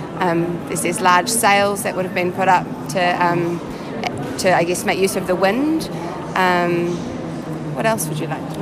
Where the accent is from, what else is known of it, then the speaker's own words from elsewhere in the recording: New Zealand; So we are from New Zealand